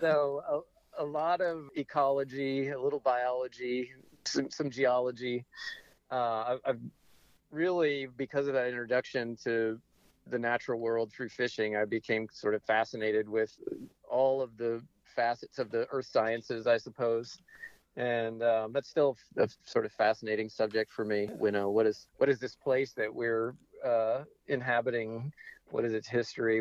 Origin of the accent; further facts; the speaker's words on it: Portland, Oregon, United States; now in Hood River, United States; I'm from Hood River, Oregon, and uh, grew up in Portland